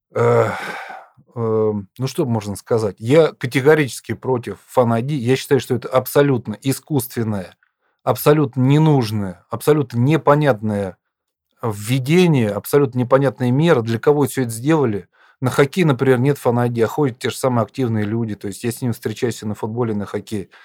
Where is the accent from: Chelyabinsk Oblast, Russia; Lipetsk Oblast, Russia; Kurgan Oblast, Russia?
Lipetsk Oblast, Russia; Lipetsk; Я сам родом из Липецка